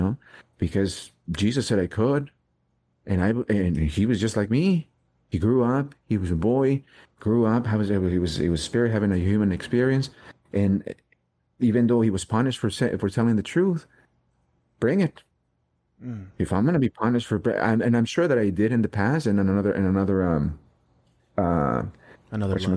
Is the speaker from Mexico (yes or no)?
yes; Mexico; English is a second language; moved away; I was in Mexico. I didn't even speak English